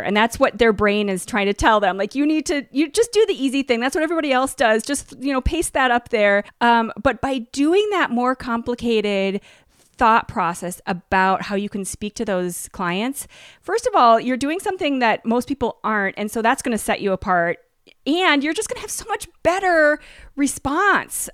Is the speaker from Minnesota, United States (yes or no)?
yes; Minnesota, United States; I grew up in Minnesota